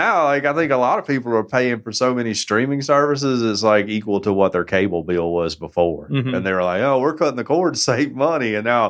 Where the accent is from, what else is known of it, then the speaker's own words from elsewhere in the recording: United States; as an American